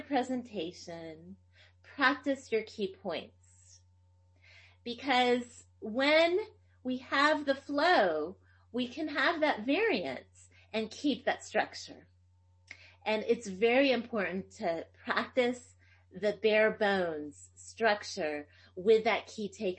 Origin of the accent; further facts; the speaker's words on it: Tennessee, United States; first language Greek; English is a second language; I speak Greek. It was actually my first language and I grew up in Tennessee and I learned English and we spoke Greek in the home.